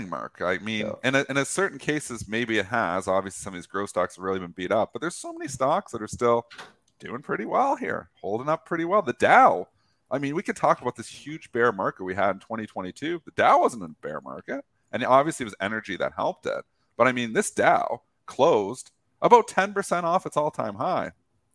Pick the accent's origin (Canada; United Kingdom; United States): Canada; We're Canadian